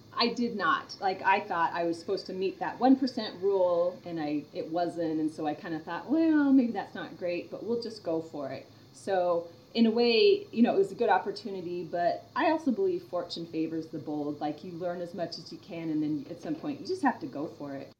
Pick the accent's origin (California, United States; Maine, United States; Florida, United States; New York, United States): Florida, United States; Orlando; moved away; I grew up in Orlando for a while